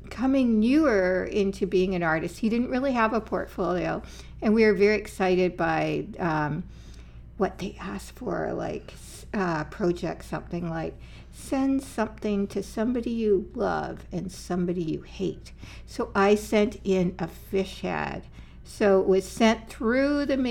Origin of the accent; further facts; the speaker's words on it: Ontario, Canada; moved away as an adult; also born or lived in Halifax, Nova Scotia / Montreal / Lethbridge / North Battleford; now in Saskatoon, Canada; I was born in Northern Ontario and our family moved down south when I was, elementary school.